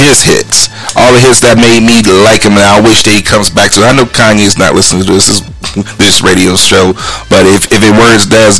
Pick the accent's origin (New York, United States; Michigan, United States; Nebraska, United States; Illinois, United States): Illinois, United States; Chicago; We grew up in Chicago.